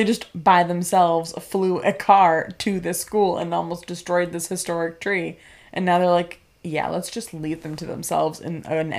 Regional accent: New England, United States; we're from New England, so we ice everything.

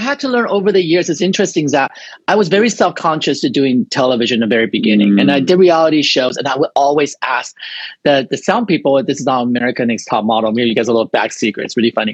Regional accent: Taiwan; English is a second language; moved away; I'm from Taiwan

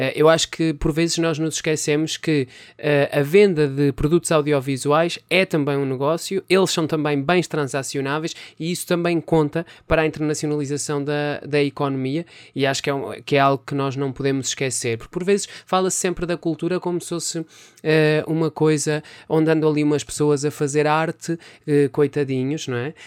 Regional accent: Penalva de Alva, Centro, Portugal; em Penalva d'Alva, que é a aldeia onde eu nasci

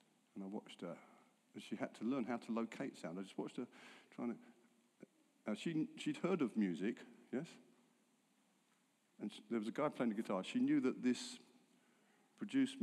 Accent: England, United Kingdom; I'm English

